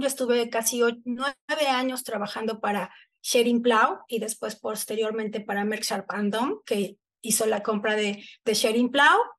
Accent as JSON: {"language": "Spanish", "town": "Texcoco", "region": "State of Mexico", "country": "Mexico", "tie": "born or raised there", "moved": "yes", "lives_now": "Cancún, Mexico", "said": "yo crecí en, en Texcoco"}